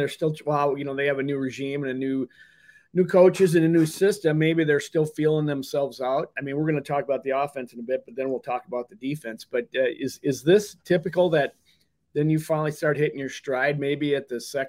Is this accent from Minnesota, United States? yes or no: yes; Minnesota, United States; I'm from Minnesota